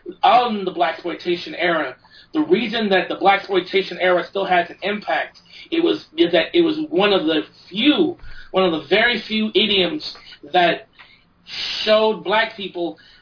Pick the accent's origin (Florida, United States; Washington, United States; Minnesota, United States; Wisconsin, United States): Washington, United States; Tacoma; I grew up in the Hillside Terrace housing projects in Hilltop in Tacoma.